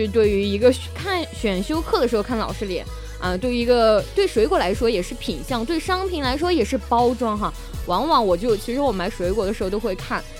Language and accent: Chinese; China; 呃，我不是作为中国人，还有这种亚洲人来讲的话，喜欢肌肉男的不是很多